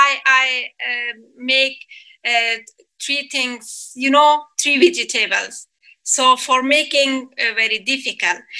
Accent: Afghanistan; English is a second language; moved away as an adult; also born or lived in Kabul, Afghanistan / London, United Kingdom; now in Manchester, United Kingdom; I'm from Afghanistan.

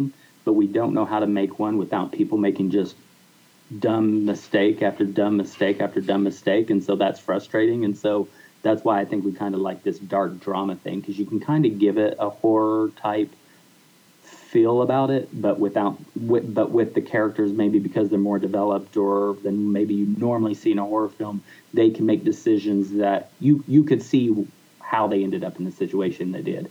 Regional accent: Oklahoma, United States; I'm from Oklahoma and Lance is from Texas. And so we both grew up in very rural atmospheres

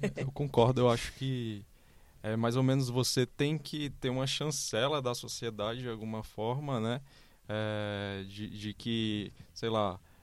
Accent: Fortaleza, Ceará, Brazil; moved away as an adult; now in São Paulo, Brazil; eu sou de Fortaleza, vim há sete anos aqui para São Paulo

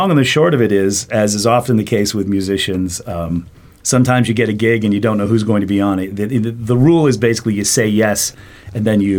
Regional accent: Canaan, New Hampshire, United States; moved away as an adult; also born or lived in Massachusetts / Austin, Texas / Vermont; I'm a native New Englander. I was born in Massachusetts. My family got me out of there as quickly as possible, so I have no early memories of Massachusetts. And then they moved to Canaan, New Hampshire

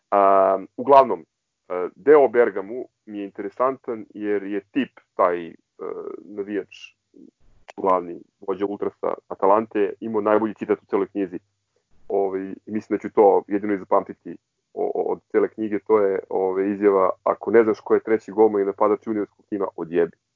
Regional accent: Belgrade, Serbia; odrastajući u Novom Beogradu

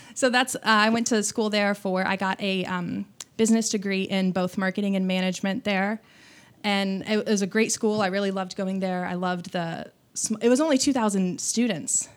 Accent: Bloomington, Indiana, United States; moved away as an adult; also born or lived in Evansville, Indiana; now in Austin, United States; I was raised in Bloomington, Indiana, which is home of, um, Indiana University.

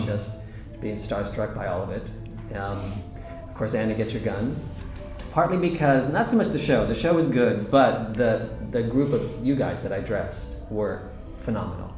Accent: Southern California, United States; also born or lived in Canada; my family moved to California when I was six. So that's where I grew up is in Southern California

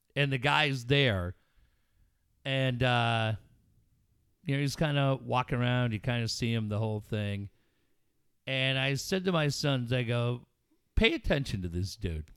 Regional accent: Richfield, Minnesota, United States; now in San Diego, United States; the town where I grew up in Minneapolis was it's a suburb

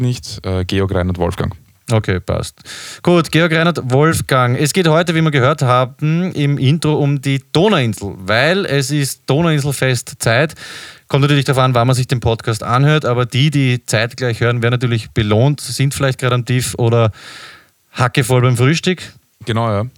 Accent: Vienna, Austria; wir als Wiener

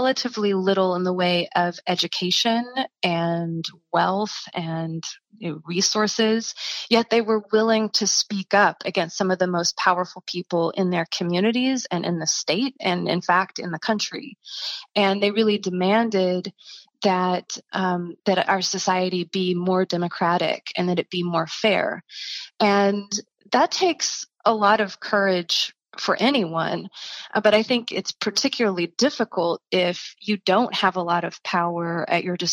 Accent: East Tennessee, United States; I'm from East Tennessee

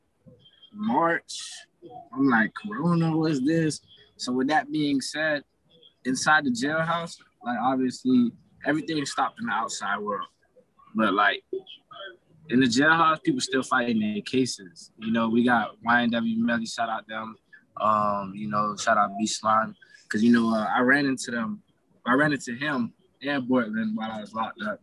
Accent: Broward County, Florida, United States; now in Tallahassee, United States; I'm from Broward County.

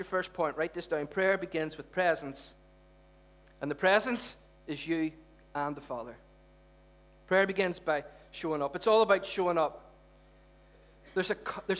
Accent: Derry, Northern Ireland, United Kingdom; when we were growing up in Derry

